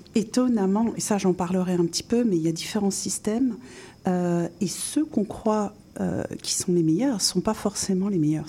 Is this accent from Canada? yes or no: no; France; accent: bien français; moved away as an adult; also born or lived in North America / five European countries; mon accent bien français